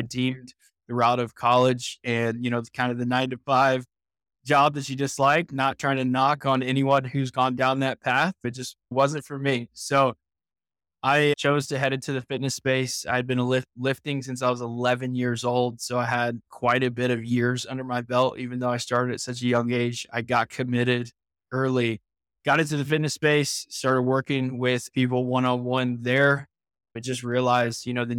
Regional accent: Indiana, United States; I grew up in Indiana

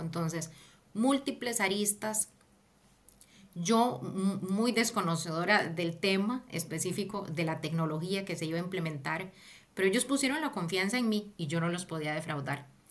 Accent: Costa Rica; moved away as an adult; also born or lived in Mexico / Peru / Barcelona; now in London, United Kingdom; El primer país que cuando salí de Costa Rica fue México

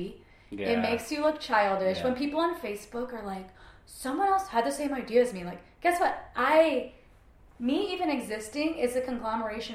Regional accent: Kansas City, Missouri, United States; now in Portland, United States; Growing up in Kansas City, I mean like when I was a teenager in Kansas City, Missouri itself

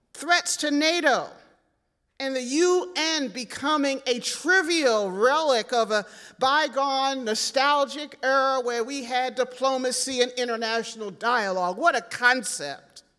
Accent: Philadelphia, Pennsylvania, United States; growing up in Philadelphia

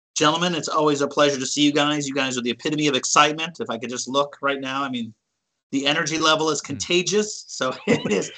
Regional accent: Cleveland, Ohio, United States; Growing up in Cleveland

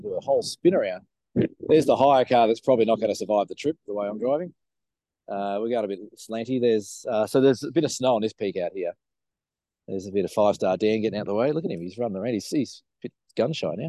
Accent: Australia; we're from Australia

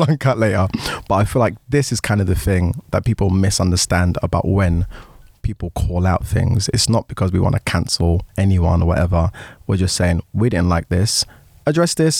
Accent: Nigeria; as a Nigerian

